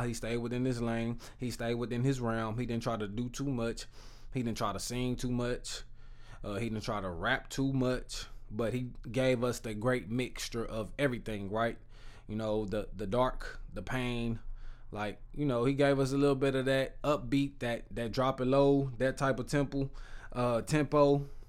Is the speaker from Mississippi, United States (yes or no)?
no; Texas, United States; I'm from Texas